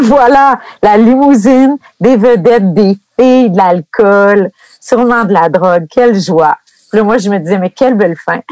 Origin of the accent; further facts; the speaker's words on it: Gracefield, Quebec, Canada; je viens de Gracefield, près de Maniwaki